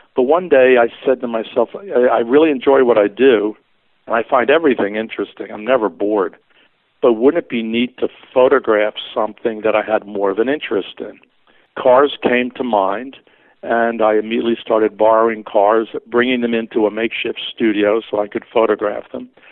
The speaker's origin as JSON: {"language": "English", "town": "Philadelphia", "region": "Pennsylvania", "country": "United States", "tie": "born or raised there", "said": "Growing up in Philadelphia, we do not have the kind of car culture like you would see on the West Coast"}